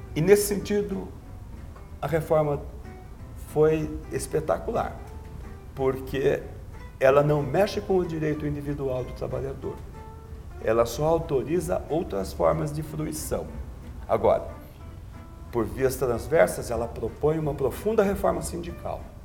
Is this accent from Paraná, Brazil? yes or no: no; Araraquara, São Paulo, Brazil; eu sou de uma região canavieira, eu sou de Araraquara